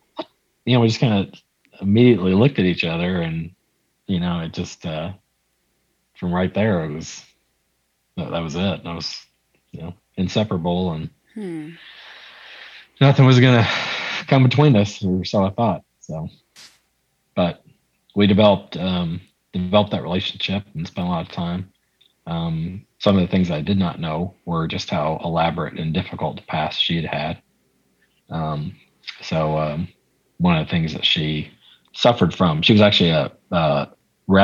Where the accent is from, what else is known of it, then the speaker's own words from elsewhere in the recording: Waco, Texas, United States; I was from Waco